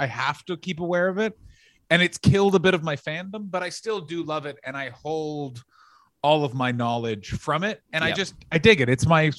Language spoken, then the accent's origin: English; Canada; Certainly I am.